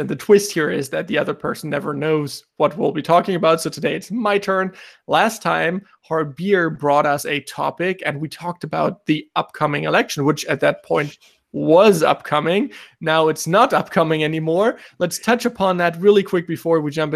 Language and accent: English; Germany; I'm from Germany